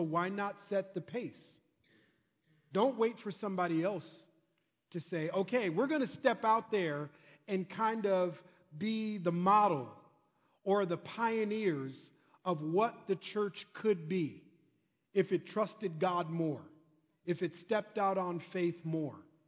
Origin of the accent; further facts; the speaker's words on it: Minnesota, United States; I'm from Minnesota, so I kind of know that Midwest Minnesota culture